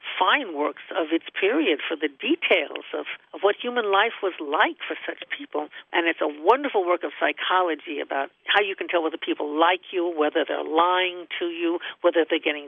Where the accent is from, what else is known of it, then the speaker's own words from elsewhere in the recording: United States; I'm an American scholar